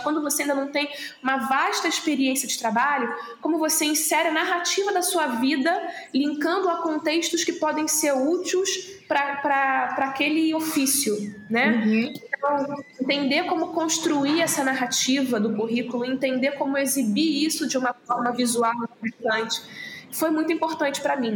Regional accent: Rio de Janeiro, Brazil; eu cresci em Auma, né, que é o subúrbio do Rio de Janeiro

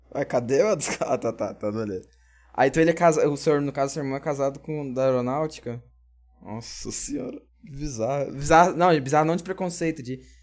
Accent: Brazil; nós, como brasileiros

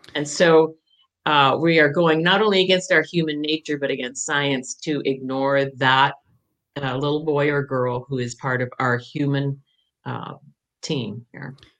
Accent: Jericho, Vermont, United States; also born or lived in Burlington, Vermont / Jay Peak, Vermont; now in Fairfax, United States; Oh, I'm a Vermonter. I, I was born uh, in Burlington

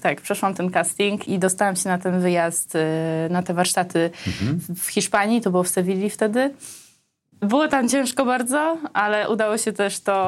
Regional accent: Armenia; now in Poland; pochodzę z Armenii, że jak ja trafiłam do Polski

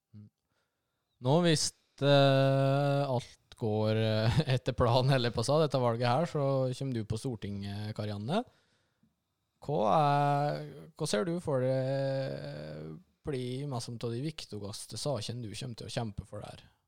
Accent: Lom, Innlandet, Norway; De årene som jeg fikk på videregående hjemme i Lom

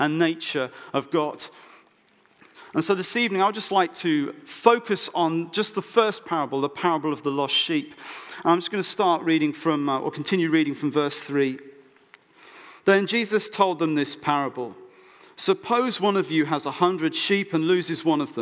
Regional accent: Oxfordshire, South East England, United Kingdom; I was brought up in Oxfordshire, so my parents live literally 10 minutes away from farms and things

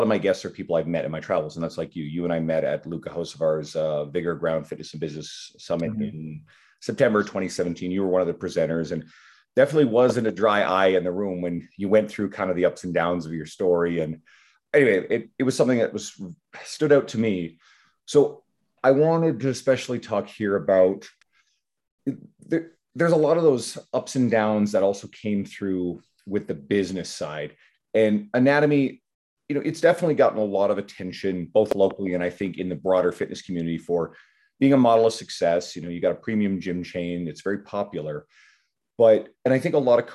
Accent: Canada; I'm Canadian

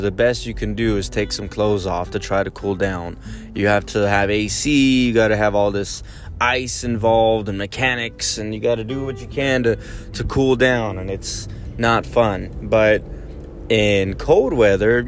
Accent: San Antonio, Texas, United States; I was born in San Antonio.

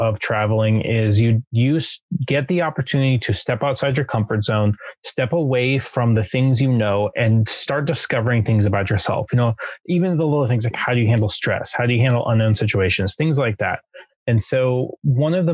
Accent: Southern California, United States; also born or lived in Japan; I'm from Southern California

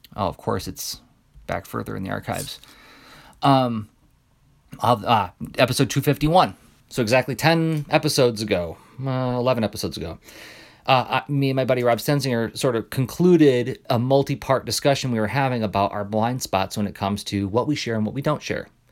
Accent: Midwest, United States; I'm a Midwesterner

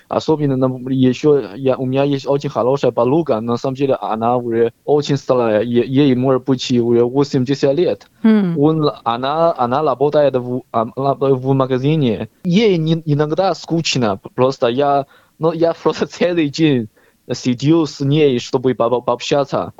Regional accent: Henan, China; Russian is a second language; moved away as an adult; also born or lived in Moscow, Russia; now in Australia; Я сам э, Шаолин Хлан, это Хэнан провинция

